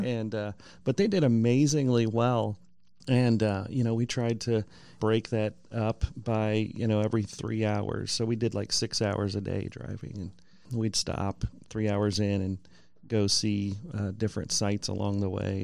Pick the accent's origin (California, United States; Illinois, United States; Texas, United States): California, United States; moved away as an adult; now in Columbia, United States; I'm from California originally.